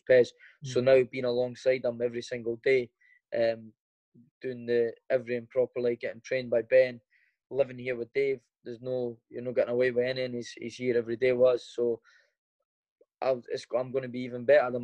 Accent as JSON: {"language": "English", "town": "Edinburgh", "region": "Scotland", "country": "United Kingdom", "tie": "born or raised there"}